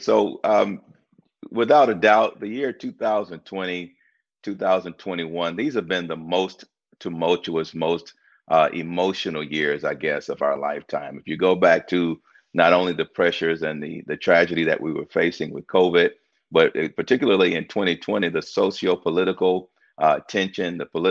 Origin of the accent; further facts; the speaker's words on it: Tuscaloosa, Alabama, United States; I grew up in Tuscaloosa, Alabama. I remember in third grade when they integrated the school system